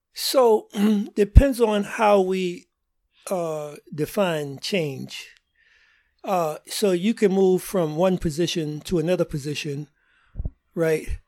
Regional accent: New York City, New York, United States; moved away as an adult; also born or lived in Yonkers, New York; now in Boston, United States; originally I'm from Harlem, New York, uh, and, uh, end up spinning a junior high school and high school in, uh, Yonkers, uh, New York

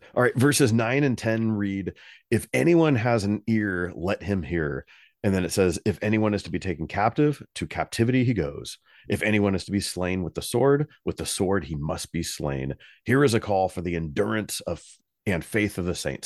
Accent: United States; my own country

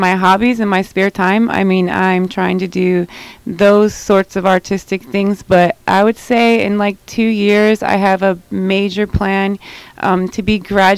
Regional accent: Midwest, United States; I'm from the Midwest and corporate America

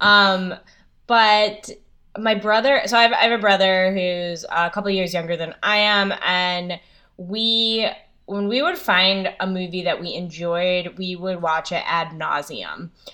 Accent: New England, United States; I'm from New England, the East Coast

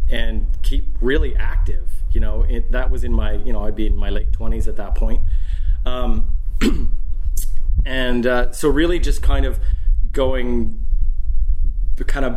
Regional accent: Winnipeg, Manitoba, Canada; I grew up in Winnipeg

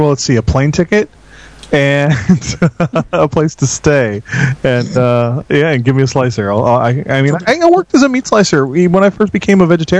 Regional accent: United States; Some of us are American.

